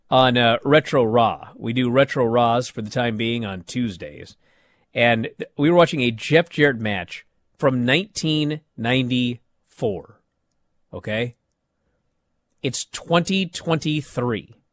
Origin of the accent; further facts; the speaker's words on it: East of England, United Kingdom; But then I kind of think I'm from Essex. I didn't think I'd reach this far in my career anyway.